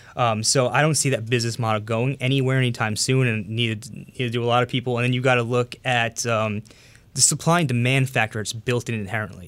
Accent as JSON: {"language": "English", "area": "Long Island", "region": "New York", "country": "United States", "tie": "born or raised there", "also_born_or_lived": "Astoria, Queens", "said": "I was born and raised on Long Island in New York."}